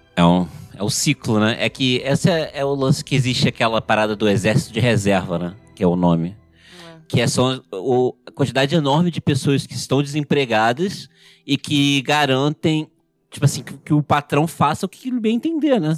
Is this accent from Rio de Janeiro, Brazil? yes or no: yes; Rio de Janeiro, Brazil; Eu sou do Rio